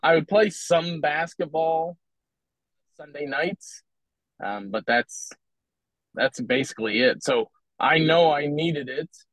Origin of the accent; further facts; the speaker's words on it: Philadelphia, Pennsylvania, United States; now in Omaha, United States; I'm from Philadelphia originally